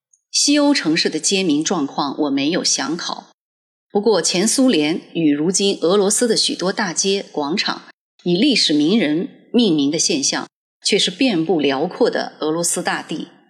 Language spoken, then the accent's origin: Chinese; Hanzhong, Shaanxi, China; 在这座小城里，我既有的生命里走的最多的有两条街，前三十年是这条不知走了多少遍的中山街，因为我出生在这条街，成长在这条街。